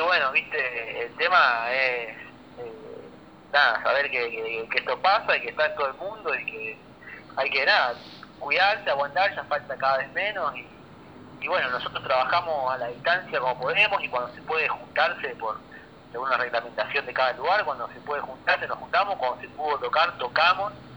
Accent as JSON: {"language": "Spanish", "town": "Rosario", "region": "Santa Fe", "country": "Argentina", "said": "somos, somos rosarinos y es estar en casa"}